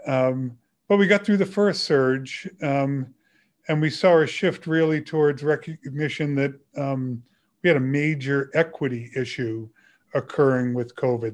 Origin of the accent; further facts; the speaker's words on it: Burlington, Massachusetts, United States; when I was in high school and growing up in Burlington, Massachusetts